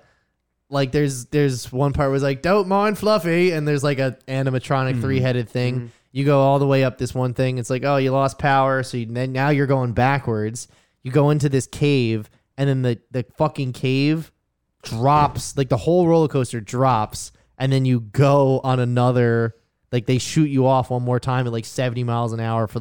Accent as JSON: {"language": "English", "region": "New Jersey", "country": "United States", "said": "I'm from New Jersey"}